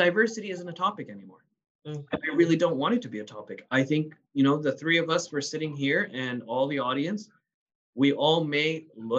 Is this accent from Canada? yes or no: yes; Canada; born or raised there